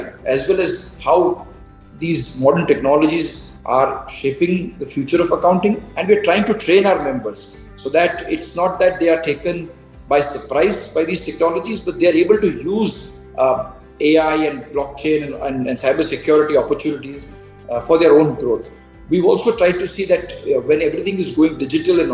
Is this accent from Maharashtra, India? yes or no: no; Gujarat, India; I come from Gujarat